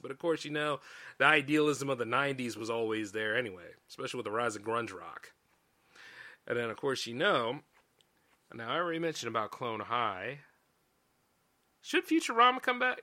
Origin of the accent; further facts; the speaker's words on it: United States; I'm an American. Pay taxes here.